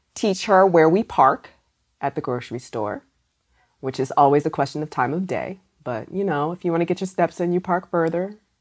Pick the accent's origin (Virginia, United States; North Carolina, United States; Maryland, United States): Maryland, United States; I'm from Maryland